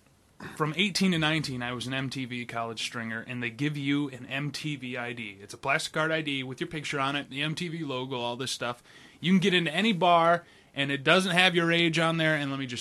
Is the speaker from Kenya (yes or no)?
no; Brazil; Brazil, great, I'm from Brazil, and then Brazilians against this movie.